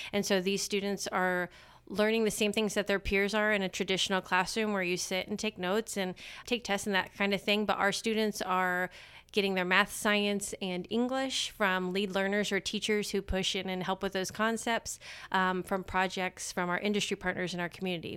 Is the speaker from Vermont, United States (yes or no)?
no; Marion, Indiana, United States; moved away as an adult; also born or lived in Randolph County, Indiana; now in Winchester, United States; I am from Marion in Grant County, and grew up and lived there my whole life